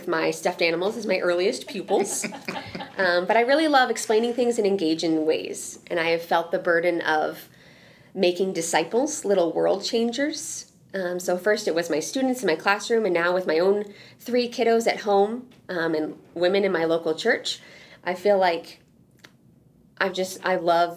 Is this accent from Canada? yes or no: yes; Quebec, Canada; moved away as an adult; also born or lived in Seattle, Washington; Quebec, which is where I was from